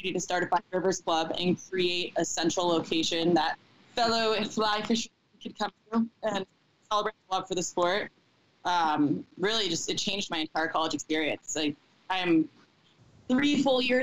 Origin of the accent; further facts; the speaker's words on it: South Florida, United States; I grew up in South Florida